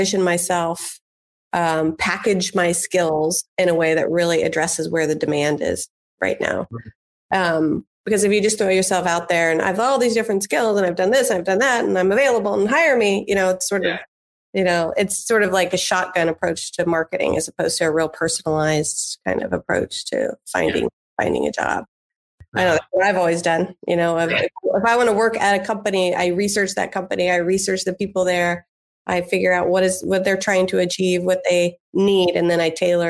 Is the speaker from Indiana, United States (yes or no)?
yes; Indianapolis, Indiana, United States; born or raised there; moved away as an adult